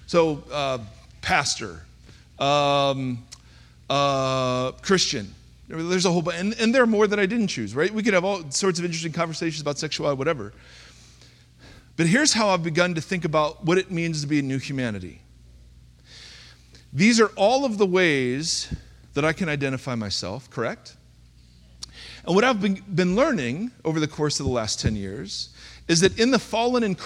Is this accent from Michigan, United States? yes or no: no; Ohio, United States; moved away; grew up in the great state of Ohio.